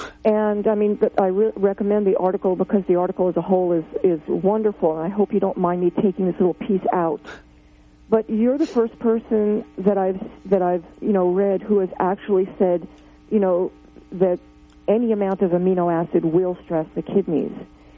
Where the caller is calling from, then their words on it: New Jersey, United States; Oh, I'm calling from New Jersey.